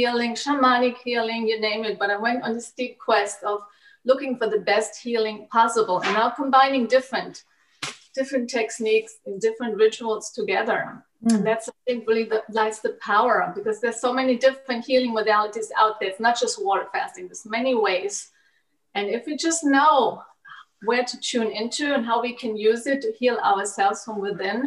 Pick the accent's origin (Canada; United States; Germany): Germany; I was growing up in Germany, and I was growing up in a conventional German diet